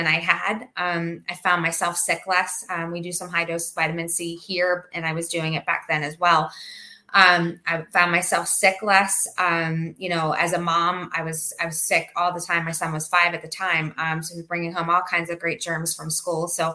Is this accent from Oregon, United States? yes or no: no; Pennsylvania, United States; now in Naples, United States; I'm from Pennsylvania.